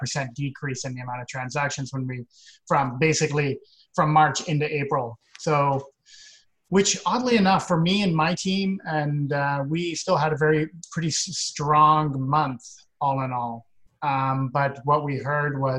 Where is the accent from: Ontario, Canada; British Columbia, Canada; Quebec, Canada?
British Columbia, Canada; Victoria; now in Vancouver, Canada; my hometown of Victoria